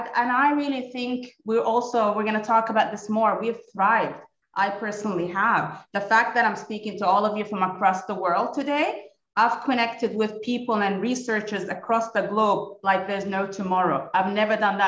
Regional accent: Kuwait; moved away as an adult; also born or lived in United States / United Arab Emirates; now in Abu Dhabi, United Arab Emirates; I was born and raised in Kuwait. Originally Palestinian, Australian passport, but moved to the States for my PhD

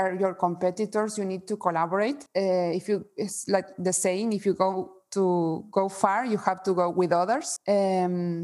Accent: Argentina; moved away; also born or lived in Spain; I'm also from Spain. I have both citizenships, mm-hmm. but I was born in Argentina

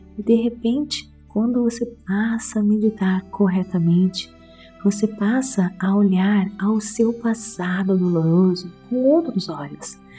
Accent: Brazil; moved away; Tanto tempo fora do Brasil, meu português está um pouquinho fraquinho.

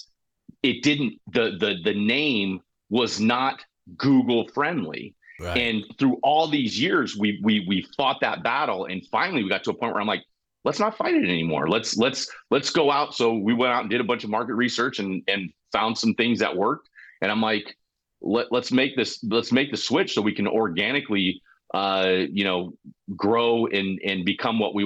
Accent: Colorado, United States; moved away; where I grew up in Colorado

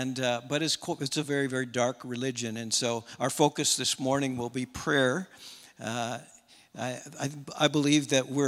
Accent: Holdingford, Minnesota, United States; moved away as an adult; also born or lived in Sauk Centre, Minnesota; now in Thailand; I was born in Sauk Center, grew up in Holdingford, Minnesota.

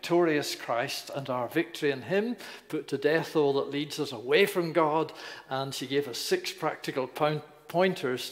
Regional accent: Northern Ireland, United Kingdom; moved away; also born or lived in Newcastle; I was born in Northern Ireland

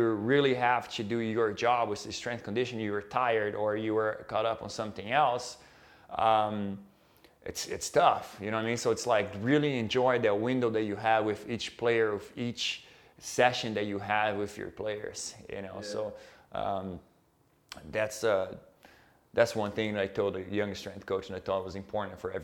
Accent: Brazil; moved away; we are both from Brazil

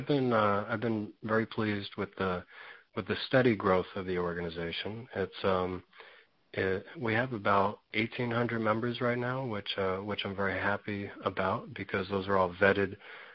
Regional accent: Stamford, Connecticut, United States; moved away as an adult; I'm originally from Stamford, Connecticut.

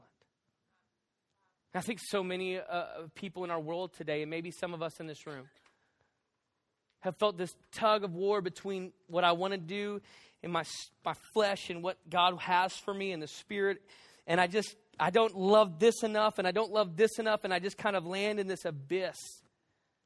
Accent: the South, United States; I'm from the South

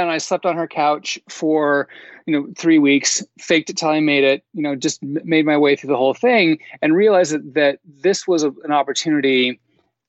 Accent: the Northwest, Pacific Northwest, United States; moved away; also born or lived in Seattle; I'm from the Northwest

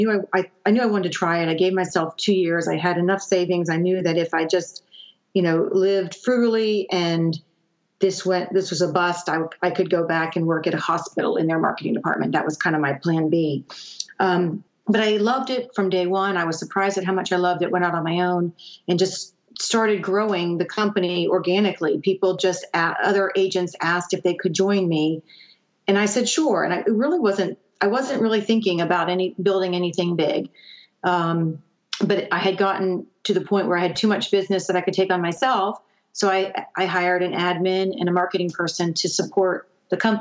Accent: Gainesville, United States; moved away as an adult; also born or lived in the Northeast; move back home to where I was raised was very scary, because I knew there wasn't a pharmaceutical industry in my hometown

